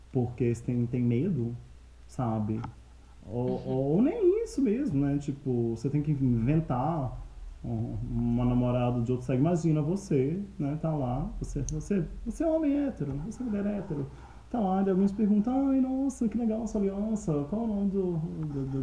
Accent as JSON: {"language": "Portuguese", "region": "Minas Gerais", "country": "Brazil", "moved": "yes", "lives_now": "Curitiba, Brazil", "said": "Eu sou de Minas."}